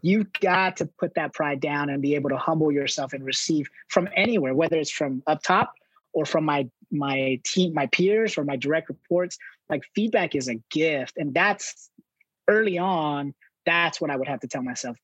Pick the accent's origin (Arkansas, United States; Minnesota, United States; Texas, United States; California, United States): California, United States; Los Angeles; moved away as an adult; I grew up in Southern California in Los Angeles